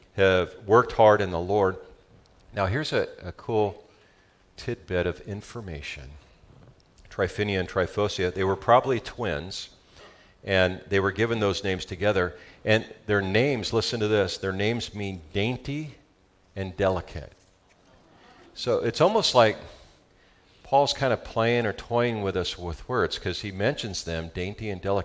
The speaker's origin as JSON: {"language": "English", "region": "Southern California", "country": "United States", "accent": "Southern California", "said": "That's my Southern California accent"}